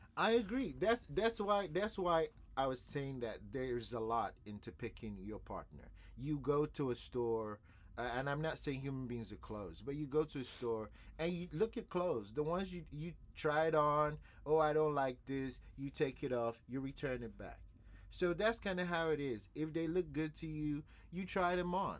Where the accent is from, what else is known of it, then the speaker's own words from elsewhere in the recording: Nigeria; I'm a Nigerian